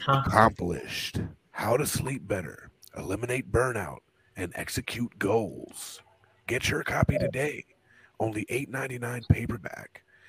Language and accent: English; New York City, New York, United States; growing up in the Bronx.